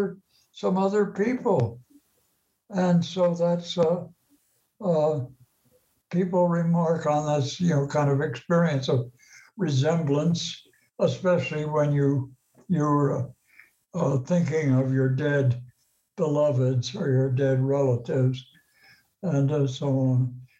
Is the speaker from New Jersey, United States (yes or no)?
yes; Maplewood, New Jersey, United States; I grew up in Maplewood nearby